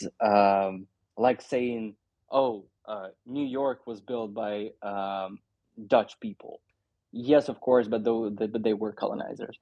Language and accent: English; Luhansk, Luhansk Oblast, Ukraine; moved away as an adult; also born or lived in Lviv; I moved from Luhansk to Lviv to study, to get my master's